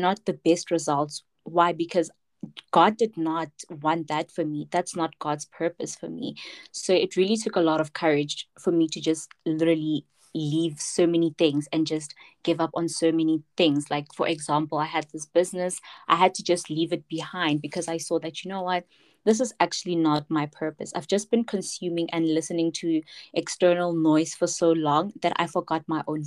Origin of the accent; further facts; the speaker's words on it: Pretoria, Gauteng, South Africa; I am from Soshanguve, Pretoria